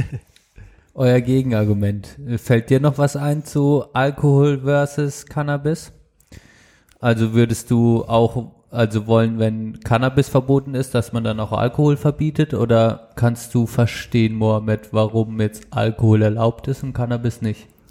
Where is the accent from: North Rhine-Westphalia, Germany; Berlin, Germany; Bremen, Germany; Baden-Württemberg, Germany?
Baden-Württemberg, Germany; bei uns in Südbaden